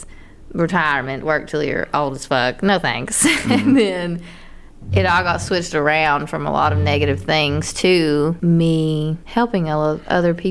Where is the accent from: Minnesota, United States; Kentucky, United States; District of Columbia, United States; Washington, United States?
Kentucky, United States; near Pikeville; moved away as an adult; also born or lived in Lexington, Kentucky / Georgia; I was in Pikeville and I had to go back home, which is like 45 minutes away, but still in the middle of fucking nowhere.